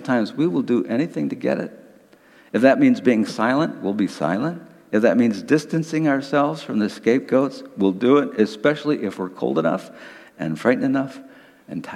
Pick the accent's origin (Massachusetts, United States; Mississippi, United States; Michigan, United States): Michigan, United States; Detroit; I grew up in Detroit in the 1950s and 1960s